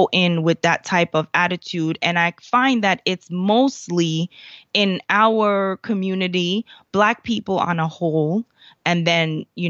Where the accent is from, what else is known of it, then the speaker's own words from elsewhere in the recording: United States; born there; And I said, no, I wasn't born here. I was born in the States, but my parents are Jamaican.